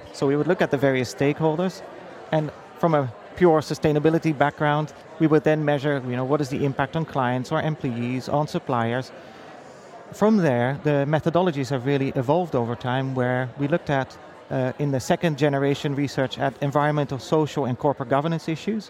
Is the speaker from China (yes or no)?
no; Amsterdam, North Holland, Netherlands; now in United States; So my history really starts in Amsterdam. So I moved from the Netherlands to the US around 6 years ago.